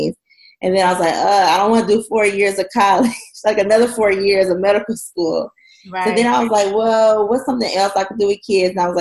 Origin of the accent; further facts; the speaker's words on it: Oklahoma City, Oklahoma, United States; moved away as an adult; now in Houston, United States; we finally relocated back to my hometown, Oklahoma City, in 2015.